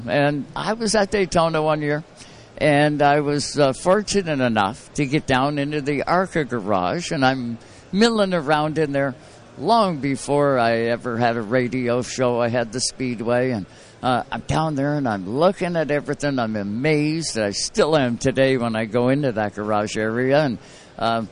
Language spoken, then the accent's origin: English; Canada; I'm from Canada.